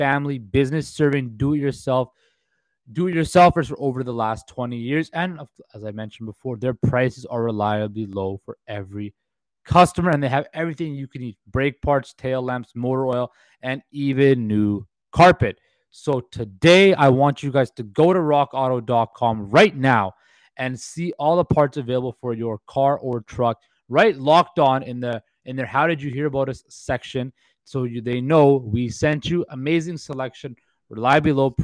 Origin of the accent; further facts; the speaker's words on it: Vancouver, British Columbia, Canada; I'm from Vancouver.